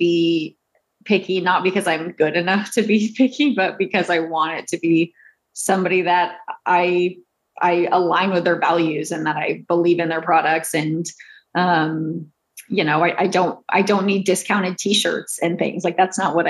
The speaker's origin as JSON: {"language": "English", "town": "Houston", "region": "Texas", "country": "United States", "tie": "born or raised there", "said": "I grew up in Houston"}